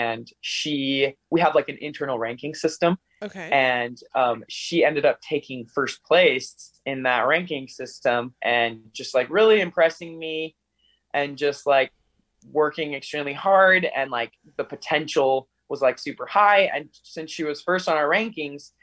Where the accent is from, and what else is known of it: Utah, United States; also born or lived in Brazil